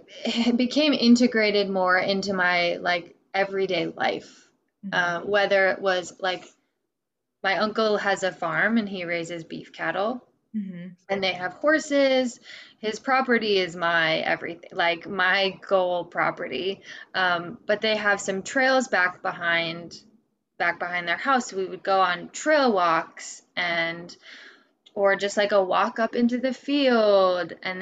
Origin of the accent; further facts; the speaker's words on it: Midwest, United States; now in Vermont, United States; So I moved out to Vermont from the Midwest. And I, you know, I moved around a lot as a kid. So I've kind of experienced like the South and the Northeast